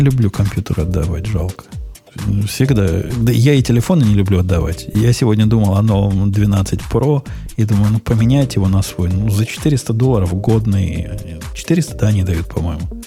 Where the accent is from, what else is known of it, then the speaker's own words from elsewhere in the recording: Kropyvnytskyi, Kirovohrad Oblast, Ukraine; я из Кировограда